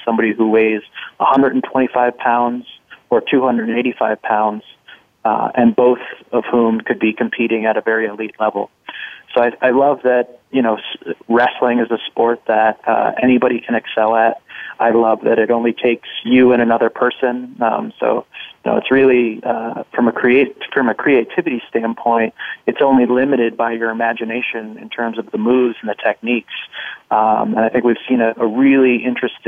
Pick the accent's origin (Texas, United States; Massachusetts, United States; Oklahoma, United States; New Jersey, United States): New Jersey, United States; I grew up in New Jersey.